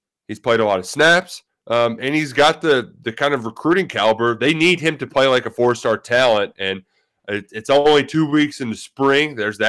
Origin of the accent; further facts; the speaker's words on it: Youngstown, Ohio, United States; But, you know, I'm from Youngstown.